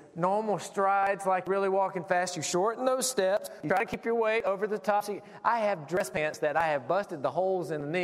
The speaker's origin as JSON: {"language": "English", "region": "South Carolina", "country": "United States", "moved": "yes", "lives_now": "Cedarville, United States", "said": "Now, I'm from South Carolina. Some of you could probably pick up the accent"}